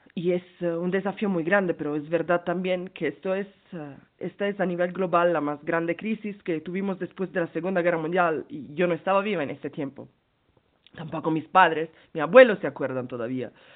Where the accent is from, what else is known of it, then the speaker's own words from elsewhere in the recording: Milan, Lombardy, Italy; Spanish is a second language; moved away as an adult; now in Peru; yo soy de hecho de Milán, estuve en Italia eh, ahorita, cuando empezó todo